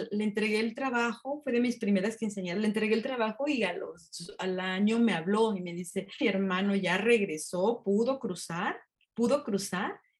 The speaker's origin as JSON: {"language": "Spanish", "country": "Mexico", "said": "yo aquí me casé, mis hijas nacieron aquí, así somos los mexicanos"}